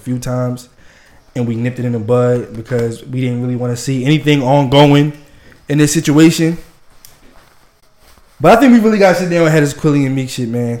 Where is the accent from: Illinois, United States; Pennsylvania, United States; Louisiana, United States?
Pennsylvania, United States; Philadelphia; I'm from South Philly